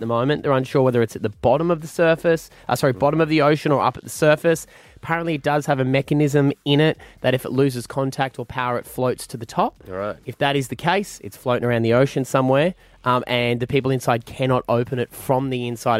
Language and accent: English; Queensland, Australia; I'm a Queenslander